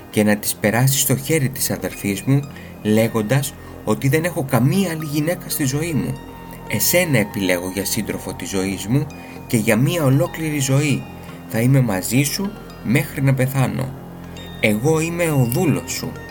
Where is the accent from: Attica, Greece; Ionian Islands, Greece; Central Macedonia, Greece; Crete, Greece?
Ionian Islands, Greece; Corfu; Είμαι ένα παλικάρι από την Κέρκυρα. Στην πατρίδα μου όλα αυτά τα πράγματα που φέρονται παράξενα σε εσά επιτρέπονται.